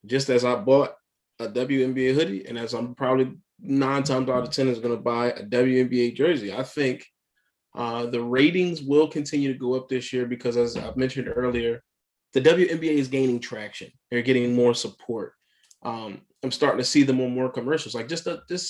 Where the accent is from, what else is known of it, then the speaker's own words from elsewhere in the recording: Philadelphia, Pennsylvania, United States; as a Philadelphian, I'm a diehard Philly dude